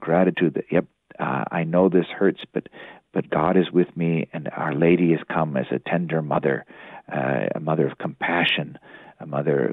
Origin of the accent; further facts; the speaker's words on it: Bible Belt, the South, United States; I grew up in the South in the Bible Belt